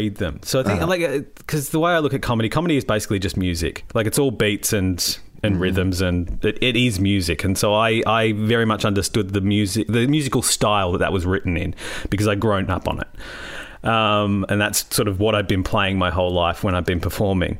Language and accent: English; Ballarat, Victoria, Australia; I grew up in Ballarat